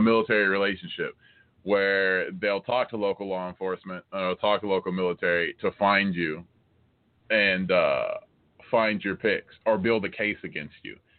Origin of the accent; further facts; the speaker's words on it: United States; I'm American